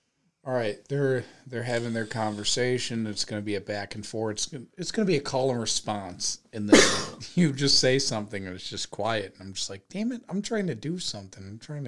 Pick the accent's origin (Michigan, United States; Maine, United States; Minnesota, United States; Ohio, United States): Ohio, United States; suburb of Cleveland; moved away; he played a concert at my suburb of Cleveland high school, like, gym.